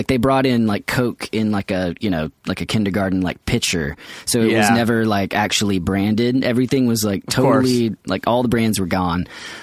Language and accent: English; Atlanta, Georgia, United States; we're from Atlanta